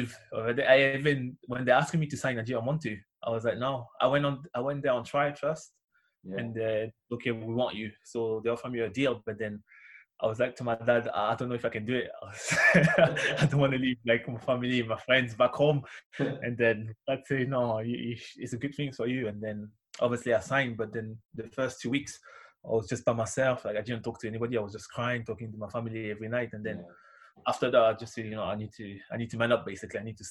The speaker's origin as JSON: {"language": "English", "town": "Paris", "region": "Île-de-France", "country": "France", "moved": "yes", "said": "I'm from Paris"}